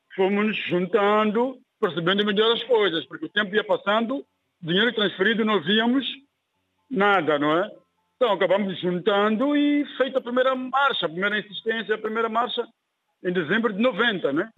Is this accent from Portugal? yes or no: no; Mozambique; also born or lived in Germany; podia começar uma nova vida aqui na minha terra